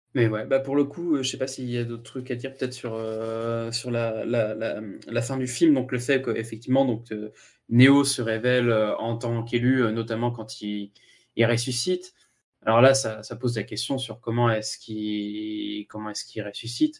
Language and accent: French; France; je suis français